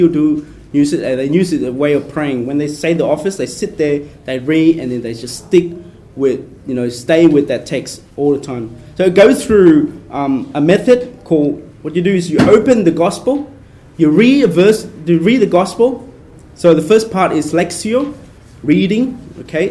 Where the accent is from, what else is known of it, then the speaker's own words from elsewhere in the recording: Brisbane, Queensland, Australia; I grew up in Brisbane